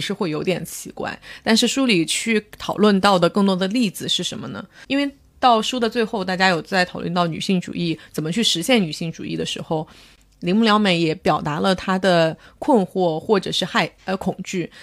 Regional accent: northern China, China; 我作为一个北方人，就被北方某人口大省

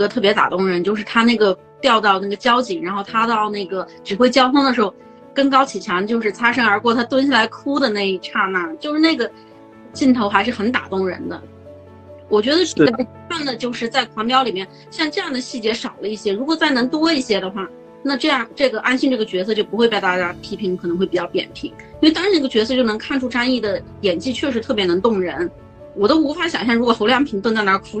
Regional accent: southern China, China; 我是南方人吧

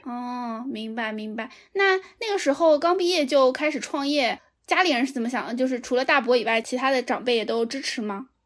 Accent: Jiangsu, China; 我可是江苏人

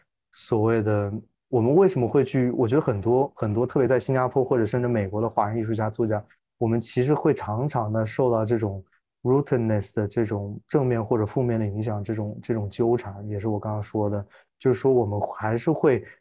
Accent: China; 其实我觉得，我作为中国人来看，我觉得那个文化土壤好像对我来说有种诡异的熟悉感。

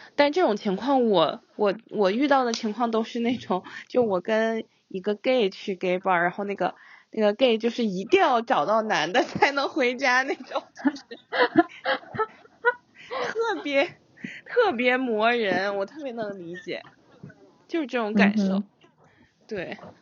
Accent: Singapore; also born or lived in China; 在我们小的时候，在新加坡那个环境下

